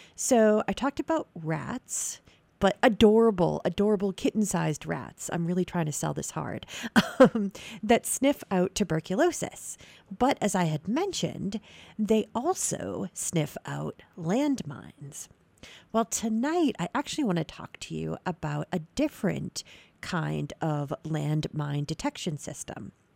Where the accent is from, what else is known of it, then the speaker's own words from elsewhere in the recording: New England, United States; I'm from New England.